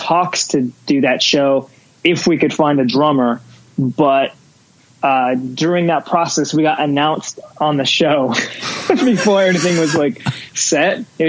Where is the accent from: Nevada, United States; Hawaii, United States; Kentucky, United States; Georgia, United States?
Nevada, United States; Las Vegas; But I also think about, like, as growing up in Vegas, a lot of people are trying to get out of here, or they're just like, it's the worst place to live